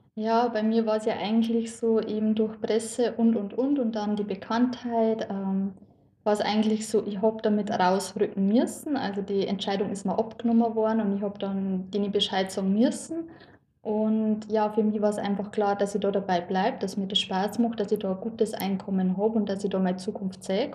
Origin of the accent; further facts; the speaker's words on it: Lower Bavaria, Germany; ich bin eigentlich ziemlich ländlich aufgewachsen